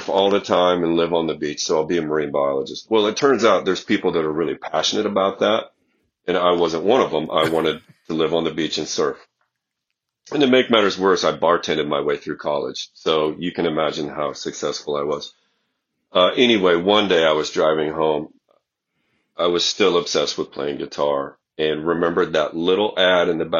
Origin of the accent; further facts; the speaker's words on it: Iowa, United States; I'm from Iowa